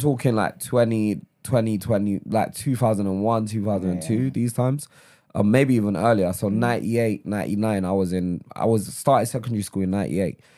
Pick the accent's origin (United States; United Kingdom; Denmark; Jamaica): United Kingdom; London; also born or lived in Lagos, Nigeria; I grew up in Holloway, in Islington